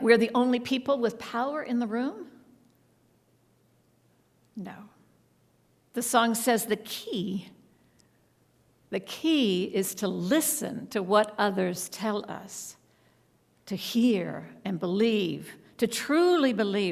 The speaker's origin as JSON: {"language": "English", "region": "Texas", "country": "United States", "tie": "born or raised there", "also_born_or_lived": "New York City", "moved": "yes", "said": "ever since I was a child growing up in Texas"}